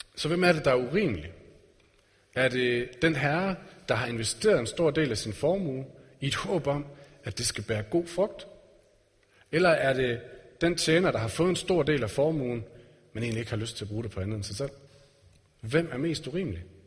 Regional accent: Denmark

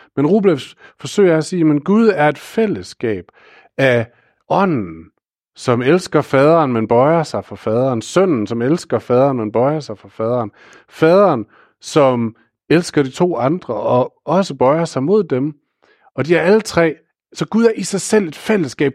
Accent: Aarhus, Central Denmark Region, Denmark; ansat i et vikarbyrå i Aarhus, hvor jeg kommer fra

